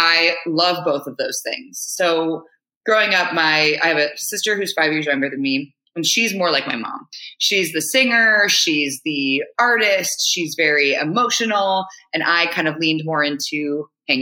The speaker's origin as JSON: {"language": "English", "area": "Marin County", "region": "California", "country": "United States", "tie": "born or raised there", "also_born_or_lived": "Hawaii", "said": "I grew up in Marin County, so just north of San Francisco."}